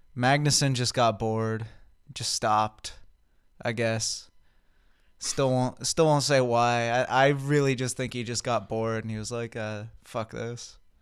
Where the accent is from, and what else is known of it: United States